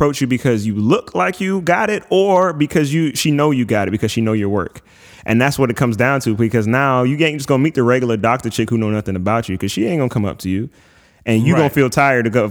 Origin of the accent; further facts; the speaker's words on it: East Coast, United States; moved away; we come from the East Coast